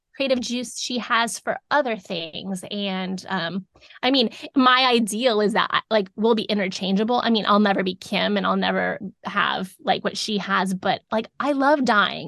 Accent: South Florida, United States; moved away as an adult; now in Davidson, United States; we grew up in South Florida

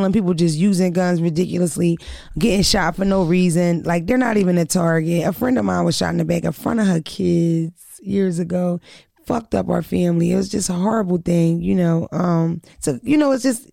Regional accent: Philadelphia, Pennsylvania, United States; also born or lived in Wilmington, Delaware; I'm from Philly and Delaware

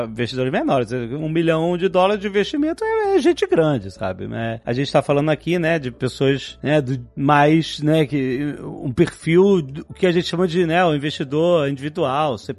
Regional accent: Brazil; Então, mais uma vez, eu como brasileiro, não preciso me caracterizar de forma distinta ou me cadastrar em algum sistema

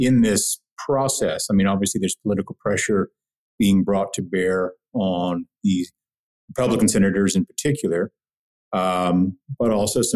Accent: Amarillo, Texas, United States; mayor of Amarillo, Texas, where I was born

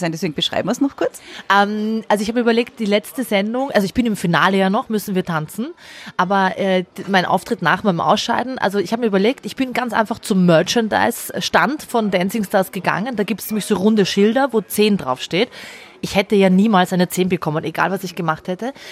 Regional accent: Austria; Also ich hatte drei Gerichtsverhandlungen in Deutschland, da sitzt du als Österreicherin und kämpfst eigentlich nur darum, dass du legal in Österreich leben darfst.

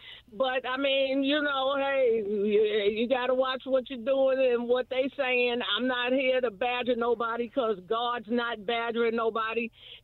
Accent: New York, United States; moved away as an adult; now in Indiana, United States; I'm from New York. Mm-hmm. I've been here 30-something years.

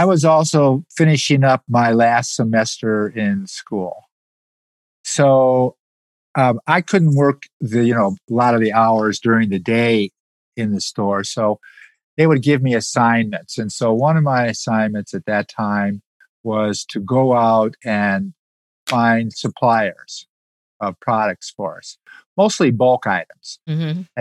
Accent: Detroit, Michigan, United States; I grew up outside Detroit in a suburb of Detroit, you know, in the 50s and 60s.

